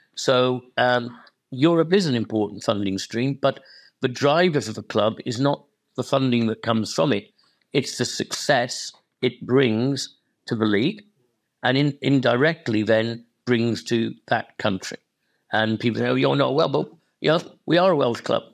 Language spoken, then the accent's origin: English; Welsh, Wales, United Kingdom; I'm Welsh, very proud to be Welsh